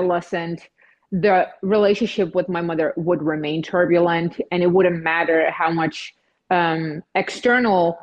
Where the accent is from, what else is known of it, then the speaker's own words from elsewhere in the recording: Czechia; moved away; also born or lived in Netherlands; I'm from Czech Republic. I moved to the Netherlands, and then later on in my late teen years, I just traveled the world